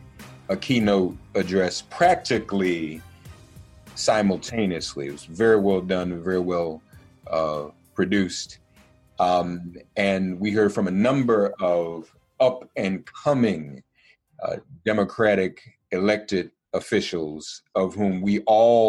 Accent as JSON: {"language": "English", "town": "Nashville", "region": "Tennessee", "country": "United States", "tie": "born or raised there", "said": "I grew up in Nashville."}